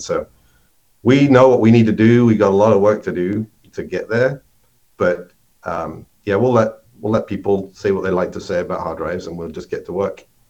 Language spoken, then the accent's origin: English; United Kingdom; moved away as an adult; now in Minnesota, United States; maybe you can tell from my accent, I'm not originally from the U.S., but I uh, grew up in in the U.K. and went and worked for IBM there